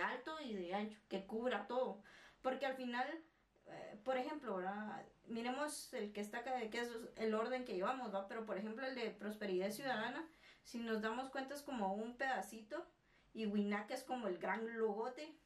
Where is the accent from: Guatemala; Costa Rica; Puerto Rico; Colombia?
Guatemala; nosotros como guatemaltecos